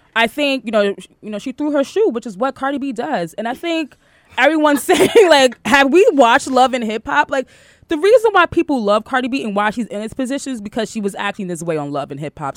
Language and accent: English; New York City, New York, United States; I'm from Queens